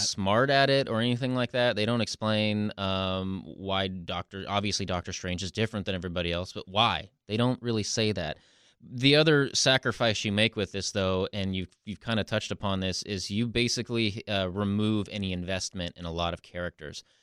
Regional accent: the Northwest, Pacific Northwest, United States; growing up in the Northwest

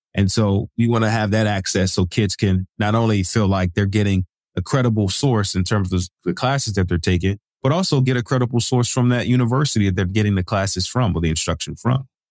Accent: Rocky Mount, North Carolina, United States; now in Seattle, United States; I'm originally from North Carolina, Rocky Mount to be exact. I grew up there

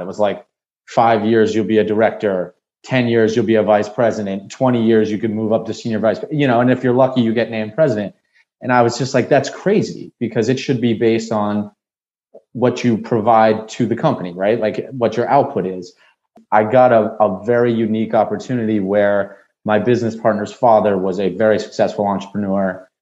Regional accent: Nashua, New Hampshire, United States; moved away as an adult; also born or lived in Washington, D.C.; now in Miami, United States; born and raised in Nashua, New Hampshire

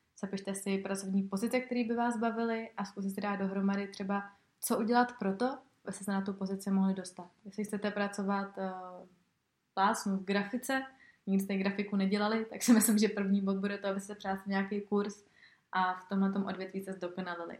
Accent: Czechia; tady u nás v Čechách

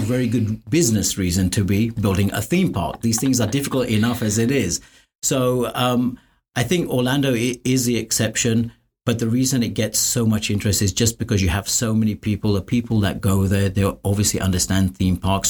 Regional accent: London, United Kingdom; moved away as an adult; I grew up in London

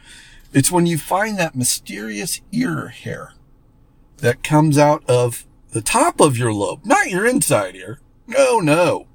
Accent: West Palm Beach, Florida, United States; now in Arizona, United States; You know, I came from West Palm Beach, Florida, so Florida can be pretty humid, but Arizona's got its fair share

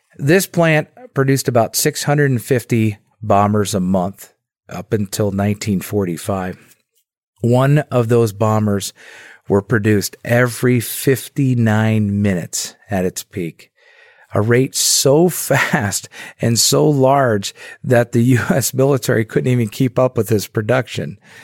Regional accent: Dearborn Heights, Michigan, United States; I grew up in Dearborn, Michigan, or Dearborn Heights, Michigan, just a few blocks outside of Dearborn.

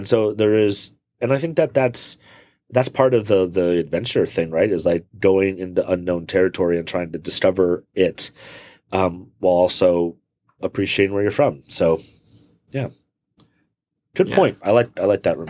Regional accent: California, United States; moved away as an adult; also born or lived in Alabama; I'm actually from California.

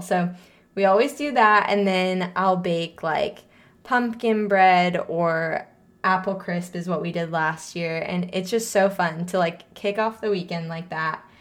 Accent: St. Louis, Missouri, United States; moved away; we grew up in Saint Louis, Missouri

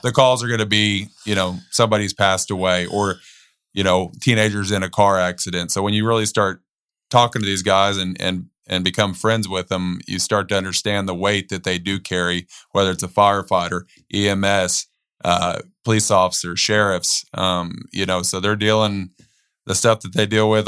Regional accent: Bandera, Texas, United States; growing up in Bandera, you know, between the ages of fifteen to eighteen

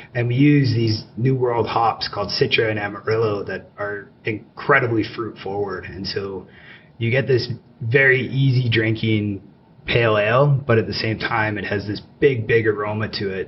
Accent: Calgary, Alberta, Canada; But I grew up here in Calgary, uh, went away for school for a number of years, and moved back

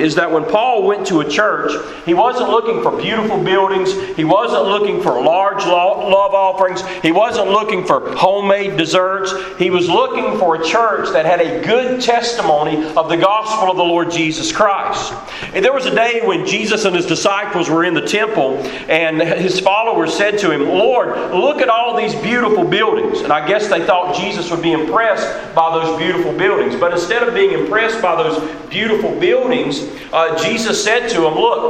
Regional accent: United States; also born or lived in Haiti; I was an American living in another country, but my citizenship in this country is what shaped me

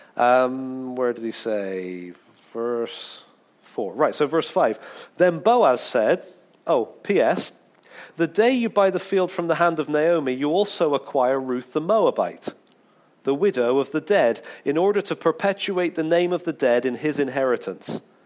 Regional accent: England, United Kingdom; being really English

